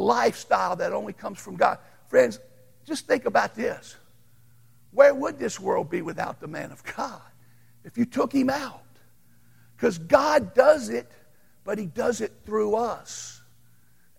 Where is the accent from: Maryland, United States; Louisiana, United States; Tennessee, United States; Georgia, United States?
Louisiana, United States; I grew up in Louisiana